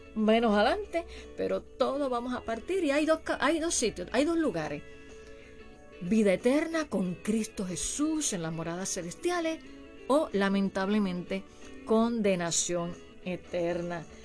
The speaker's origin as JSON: {"language": "Spanish", "country": "Puerto Rico", "said": "mi país Puerto Rico"}